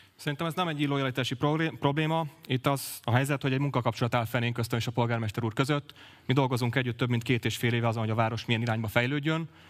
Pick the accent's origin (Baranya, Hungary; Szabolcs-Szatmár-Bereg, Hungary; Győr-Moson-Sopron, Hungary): Baranya, Hungary; Pécs; én elsősorban Pécsi vagyok, másodszorban politikus.